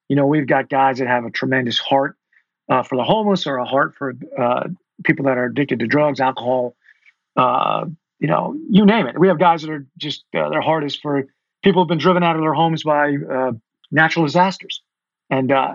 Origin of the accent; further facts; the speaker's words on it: Connecticut, United States; moved away as an adult; also born or lived in Boston / Fort Benning / Fort Bragg / North Carolina; now in Charlotte, United States; I'm originally from Connecticut